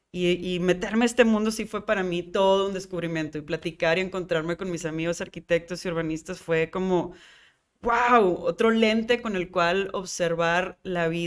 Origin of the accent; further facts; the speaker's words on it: Monterrey, Nuevo León, Mexico; also born or lived in New York; soy mexicana, soy regia y soy neoyorquina, porque empiezas a agarrarle la identidad y como ese saborcito y amor a la ciudad.